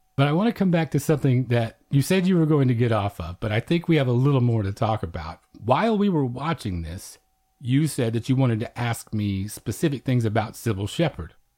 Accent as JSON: {"language": "English", "region": "Oklahoma", "country": "United States", "tie": "born or raised there", "moved": "yes", "lives_now": "Texas, United States", "said": "I'm from Oklahoma, and we're kind of cousins with Texas in that way, so I grew up with a similar emphasis placed upon it"}